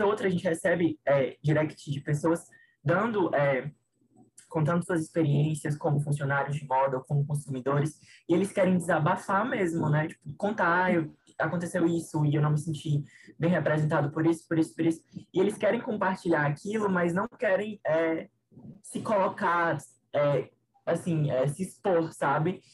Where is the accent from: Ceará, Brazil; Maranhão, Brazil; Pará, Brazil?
Ceará, Brazil; Fortaleza; eu sou de Fortaleza